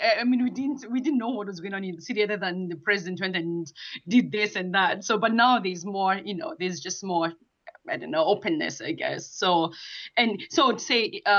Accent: Kenya; moved away; I'm from Kenya, and you know, I come from the village, and I did leave the village at one point, I guess. I was one of those that left the village.

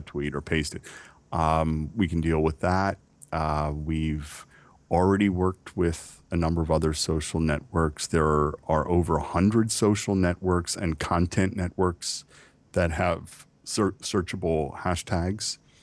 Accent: United States; I am American

